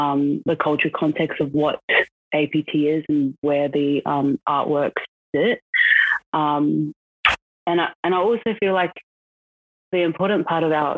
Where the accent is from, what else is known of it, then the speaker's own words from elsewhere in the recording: Brisbane, Queensland, Australia; also born or lived in South Auckland, New Zealand; now in Canberra, Australia; so I was born in South Auckland, New Zealand, and I moved over to Brisbane when I was about 3 years old, so basically grown up in Australia. And currently today I'm based in Canberra